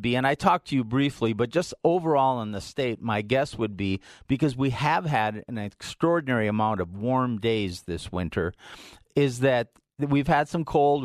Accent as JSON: {"language": "English", "town": "Hibbing", "region": "Minnesota", "country": "United States", "tie": "born or raised there", "moved": "yes", "lives_now": "Colorado, United States", "said": "My hometown of Hibbing"}